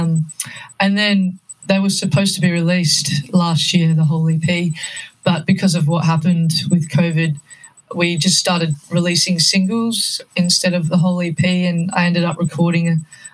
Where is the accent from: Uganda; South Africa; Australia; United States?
Australia; Perth, Western Australia; moved away as an adult; now in Melbourne, Australia; I went back home to Perth because I'm originally from Perth